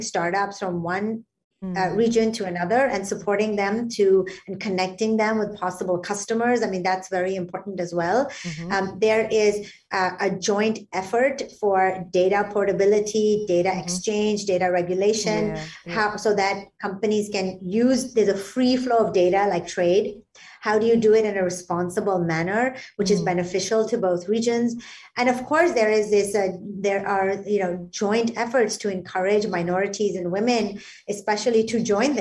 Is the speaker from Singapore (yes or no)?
yes; Singapore; as a Singaporean